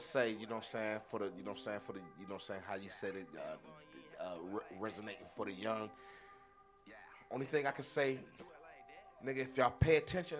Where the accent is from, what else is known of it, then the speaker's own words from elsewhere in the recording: Akron, Ohio, United States; We're from Akron, Ohio.